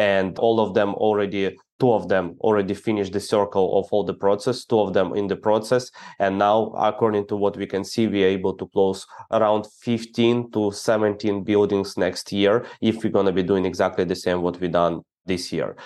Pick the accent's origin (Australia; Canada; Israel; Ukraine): Ukraine; I'm the guy from Ukraine